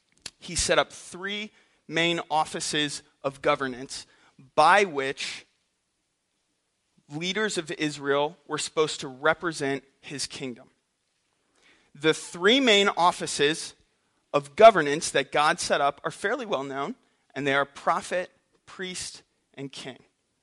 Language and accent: English; Philippines; also born or lived in St. Louis, United States; I'm an MK, missionary kid. I grew up in the Philippines and in St. Louis, so I've traveled a lot.